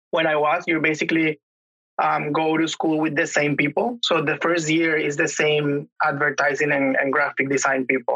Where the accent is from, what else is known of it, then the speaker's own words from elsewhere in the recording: Venezuela; English is a second language; moved away as an adult; now in Canada; Back home, I'm from Venezuela